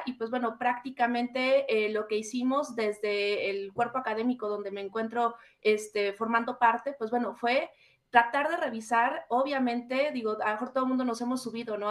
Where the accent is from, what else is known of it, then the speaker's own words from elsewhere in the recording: Mexico; nosotros como mexicanas y mexicanos